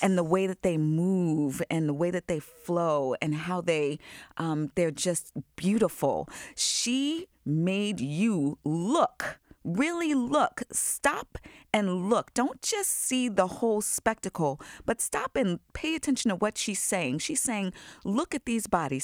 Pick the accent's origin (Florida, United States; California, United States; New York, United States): New York, United States; Long Island; moved away; I grew up in Long Island